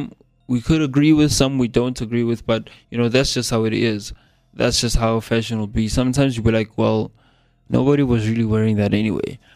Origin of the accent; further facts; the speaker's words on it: South Africa; accent: South African English; my normal accent, which is this one, the South African English accent